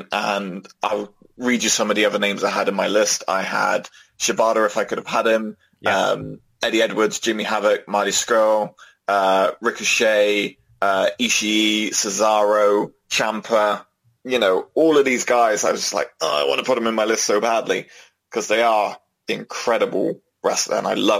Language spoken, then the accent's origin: English; Netherlands; Alistair Black, because he oozes cool, and we're both from the Netherlands.